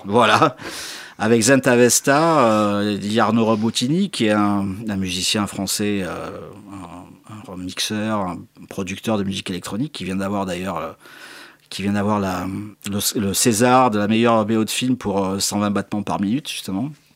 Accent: Marseille, Provence-Alpes-Côte d'Azur, France; also born or lived in Corsica; J'ai vécu dans les quartiers nord de Marseille quand j'étais gamin

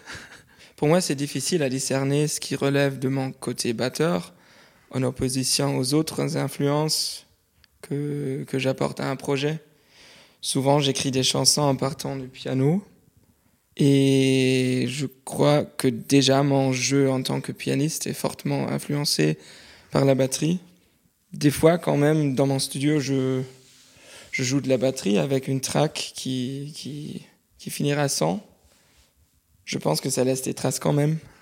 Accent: Cologne, North Rhine-Westphalia, Germany; je viens de Cologne en Allemagne

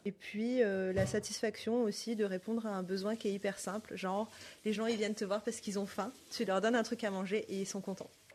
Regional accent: Auvergne-Rhône-Alpes, France; also born or lived in Côte d'Ivoire / Panama; now in Paris, France; J'ai grandi en Auvergne

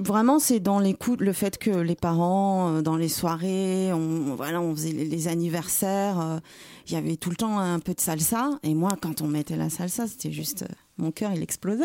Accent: Paris, Île-de-France, France; also born or lived in Martinique; suis parisienne. Je suis née à Paris.

